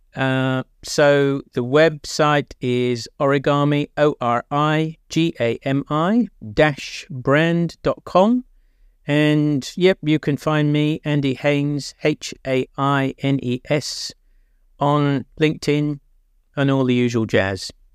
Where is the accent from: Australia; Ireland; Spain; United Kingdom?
United Kingdom; England; now in New Zealand; I'm English